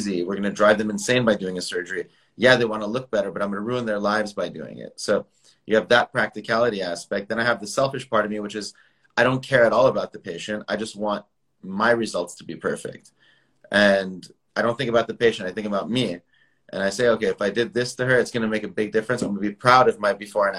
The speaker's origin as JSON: {"language": "English", "town": "San Jose", "region": "California", "country": "United States", "tie": "born or raised there", "lives_now": "Beverly Hills, United States", "said": "I was born in San Jose in Northern California."}